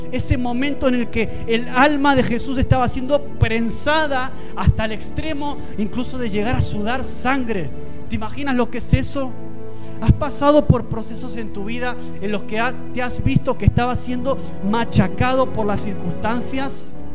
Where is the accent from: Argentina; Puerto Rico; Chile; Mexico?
Argentina; now in Spain; te lo dice un argentino, alguien que nació fuera